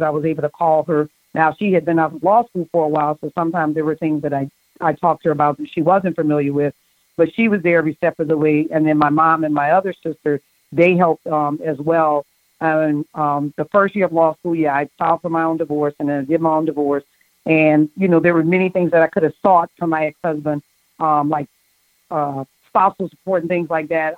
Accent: New Orleans, Louisiana, United States; I grew up in Holly Grove

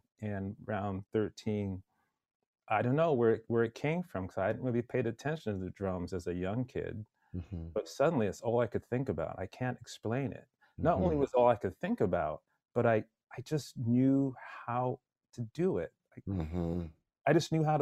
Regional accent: Pointe-Claire, Quebec, Canada; also born or lived in Jamaica / northern Alberta; I grew up in a suburb of Montreal called Pointe-Claire

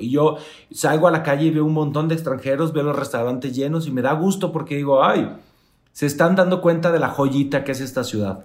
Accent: Mexico; Soy el único mexicano

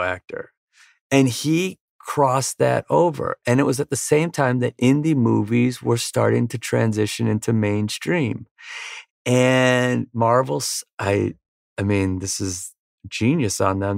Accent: Virginia Beach, Virginia, United States; moved away as an adult; also born or lived in Wisconsin / San Diego; We moved from Virginia Beach to San Diego the day after I graduated from high school

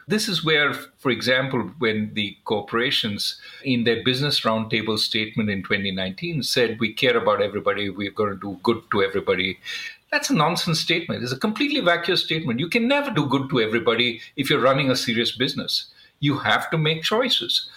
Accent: India; growing up in India, we were often sort of trained to economize

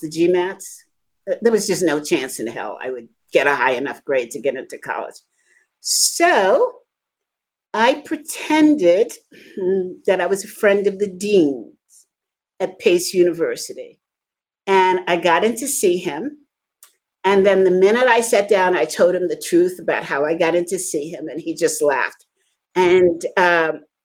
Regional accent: New York City, New York, United States; also born or lived in Lower East Side, Manhattan; I grew up in the Bronx

